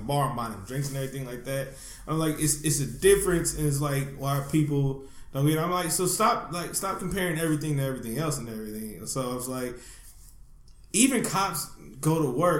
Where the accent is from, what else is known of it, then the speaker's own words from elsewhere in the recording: Oakland, California, United States; I grew up in the not-so-hot part of, not-so-awesome part of Oakland